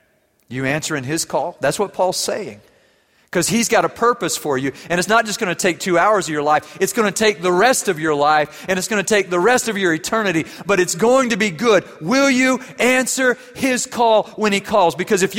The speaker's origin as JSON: {"language": "English", "country": "Germany", "tie": "born or raised there", "said": "I wasn't brave enough to say it in English. I grew up in Germany."}